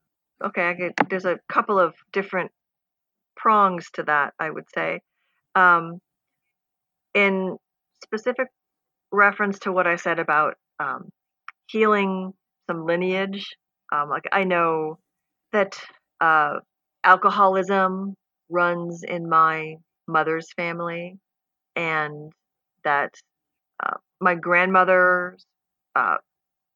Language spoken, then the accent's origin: English; United States; as an American